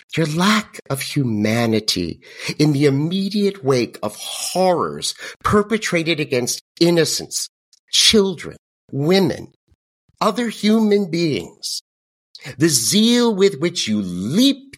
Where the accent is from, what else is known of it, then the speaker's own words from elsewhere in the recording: United States; I'm also an American